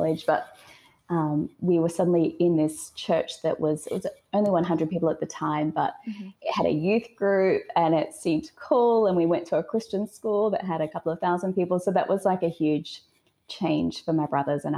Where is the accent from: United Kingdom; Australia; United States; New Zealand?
Australia; So I'm Australian. So I actually grew up in a small, like on a farm in Australia, in the outback